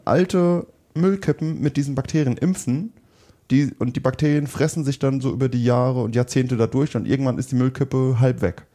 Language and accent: German; Germany; bei uns in Deutschland